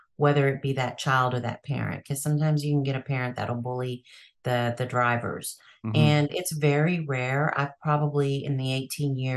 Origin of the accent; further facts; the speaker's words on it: Texas, United States; Texas because that's my hometown.